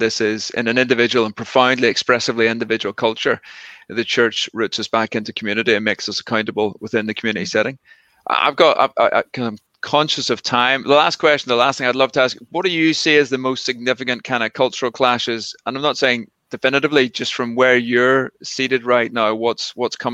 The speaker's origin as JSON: {"language": "English", "country": "Ireland", "accent": "Irish", "said": "in my Irish accent"}